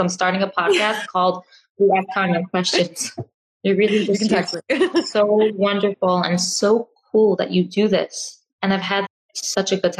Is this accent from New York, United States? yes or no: yes; New York City, New York, United States; I grew up in Crown Heights